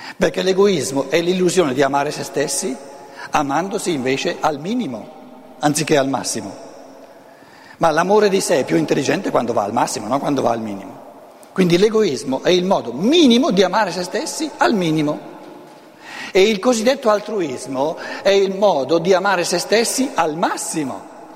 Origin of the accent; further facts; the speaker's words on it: Lombardy, Italy; first language Lombard; Italian is a second language; la mia lingua materna non è l'italiano, tra l'altro, il lombardo